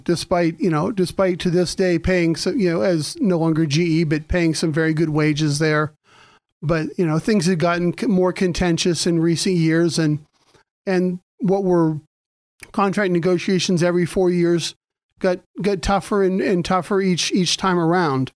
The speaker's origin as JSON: {"language": "English", "area": "Mercer County", "region": "Pennsylvania", "country": "United States", "tie": "born or raised there", "also_born_or_lived": "Erie, Pennsylvania", "moved": "as an adult", "said": "I was started out in Mercer County"}